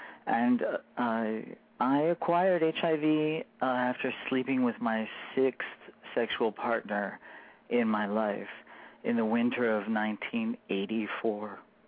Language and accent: English; Michigan, United States; also born or lived in Florida / Colorado; essentially, I grew up in Michigan, and in between Michigan and Florida, and then my father moved us to Colorado because that was his dream world.